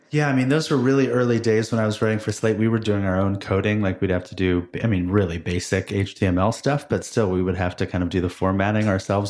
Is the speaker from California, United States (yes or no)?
yes; Berkeley, California, United States; I grew up in Berkeley